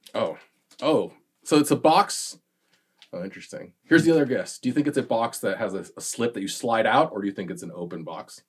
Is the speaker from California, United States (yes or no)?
yes; Southern California, United States; me growing up in, in Southern California